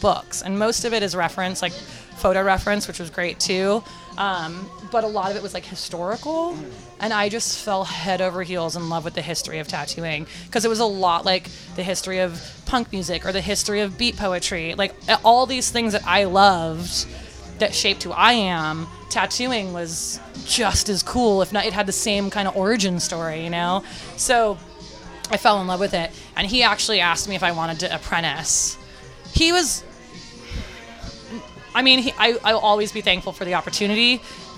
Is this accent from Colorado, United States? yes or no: no; San Francisco, California, United States; growing up in North Beach, there was Goldfields and there was Lyle Tuttle's